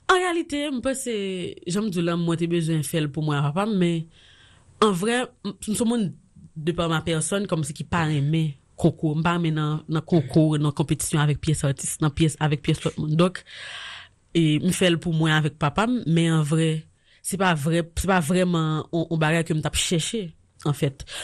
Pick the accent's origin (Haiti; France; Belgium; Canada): Haiti; parce que je suis haïtien, parce que je suis femme, et parce que je suis vaudouisant